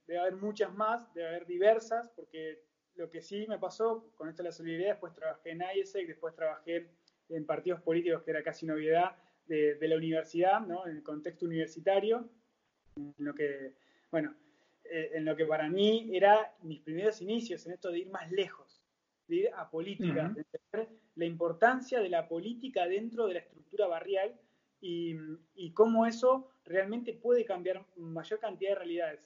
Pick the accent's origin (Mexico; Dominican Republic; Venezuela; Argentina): Argentina; Bariloche, Río Negro; moved away as an adult; now in La Plata, Argentina; yo soy nacido en Bariloche